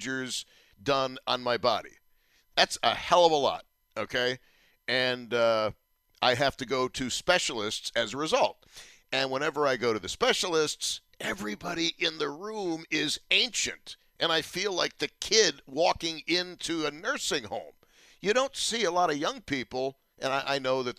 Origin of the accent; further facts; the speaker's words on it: Buffalo, New York, United States; I'm totally content being a talk show host for 5 decades in my hometown